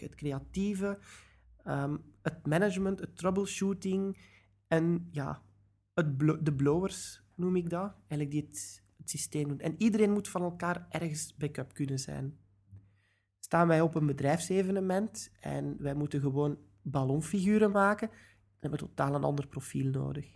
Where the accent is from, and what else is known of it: Belgium